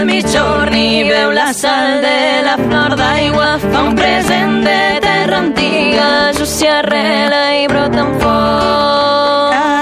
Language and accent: Catalan; Mallorca, Balearic Islands, Spain; jo som de Mallorca